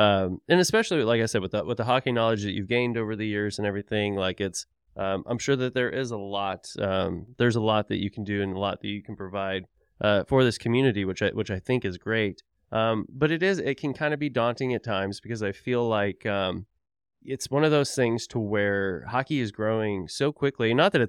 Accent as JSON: {"language": "English", "town": "Tulsa", "region": "Oklahoma", "country": "United States", "said": "because, you know, I'm from Tulsa, Oklahoma originally, and we just had like one rink in town."}